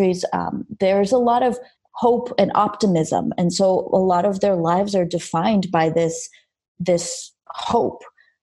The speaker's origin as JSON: {"language": "English", "town": "Los Angeles", "region": "California", "country": "United States", "tie": "born or raised there", "also_born_or_lived": "Armenia", "second_language": "English", "said": "I grew up in Los Angeles, Armenia, because I'm from Armenia. I was born there, but I moved to LA when I was a kid"}